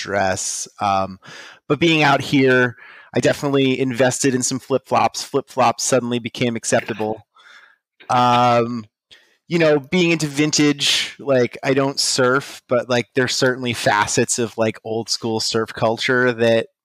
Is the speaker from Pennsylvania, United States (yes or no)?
yes; Pittsburgh, Pennsylvania, United States; I'm from the Pittsburgh, Pennsylvania area